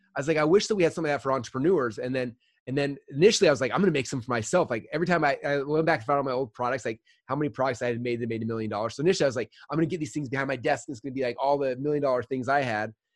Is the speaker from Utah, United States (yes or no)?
yes; Utah, United States; I grew up in Utah